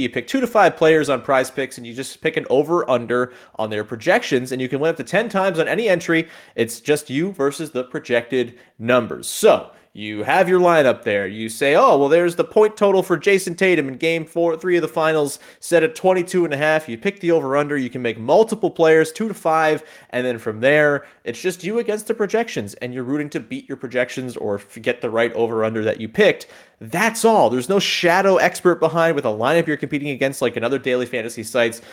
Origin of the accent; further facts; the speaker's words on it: Hamilton, Ontario, Canada; my hometown Hamilton